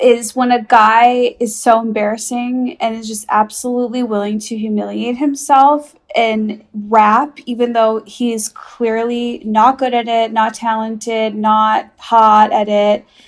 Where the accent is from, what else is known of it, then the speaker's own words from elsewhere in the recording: Chicago, Illinois, United States; I'm from Chicago